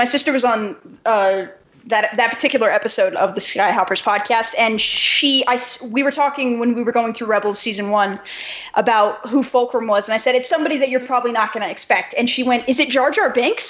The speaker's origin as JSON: {"language": "English", "country": "United States", "also_born_or_lived": "New Mexico", "said": "am I once again the only Yankee on this podcast?"}